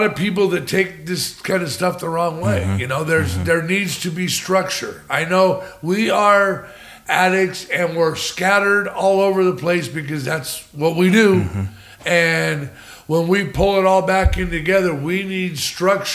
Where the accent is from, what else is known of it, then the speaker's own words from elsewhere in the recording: California, United States; moved away as an adult; also born or lived in San Jose / Los Angeles / Oregon; now in Arizona, United States; I'm from California